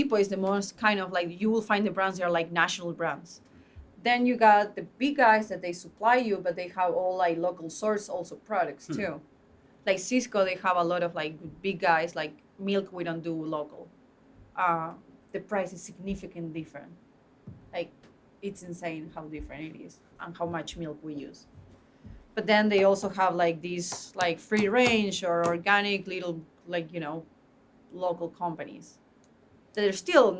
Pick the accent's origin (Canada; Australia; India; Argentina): Argentina; Buenos Aires; now in United States; Buenos Aires.